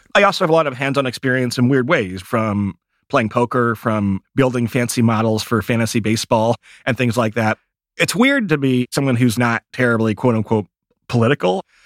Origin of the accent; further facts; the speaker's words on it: Michigan, United States; I grew up in Michigan